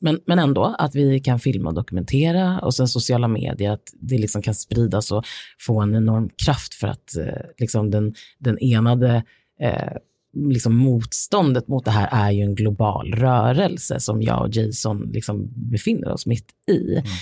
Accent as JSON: {"language": "Swedish", "country": "Sweden", "said": "här hemma i Sverige"}